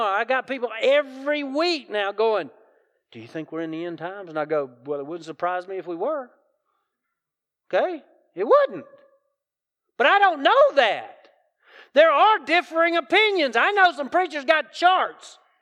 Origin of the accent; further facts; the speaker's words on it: South Carolina, United States; accent: Southern; I grew up in South Carolina, so it's good Southern dialect